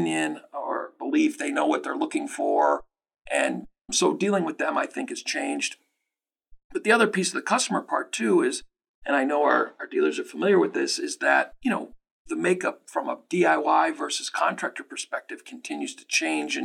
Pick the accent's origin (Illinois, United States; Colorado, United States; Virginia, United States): Illinois, United States; Chicago; moved away as an adult; also born or lived in St. Louis, Missouri; now in Montvale, United States; I was born and raised in the Chicago area